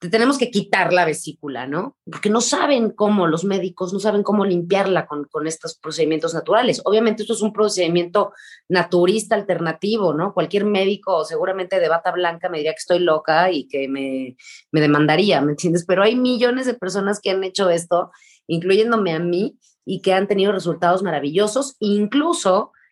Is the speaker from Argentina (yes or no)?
yes; Argentina; Yo soy argentina.